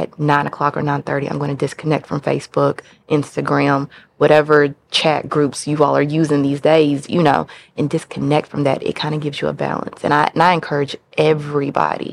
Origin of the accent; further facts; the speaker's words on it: Kentucky, United States; now in Memphis, United States; I am from the great state of Kentucky